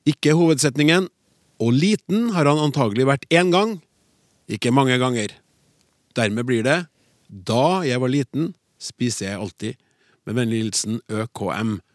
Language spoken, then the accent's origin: Norwegian; Bergen, Vestland, Norway; og mitt favorittord er rabarbra. Fordi det er så morsomt å si, spesielt eh, som bergenser, fordi det er så mange r-er i ordet.